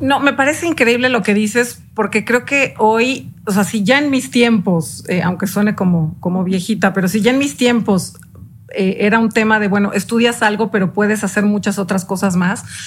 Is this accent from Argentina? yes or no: no; Mexico; yo soy una mexicana de hueso colorado, creo en este país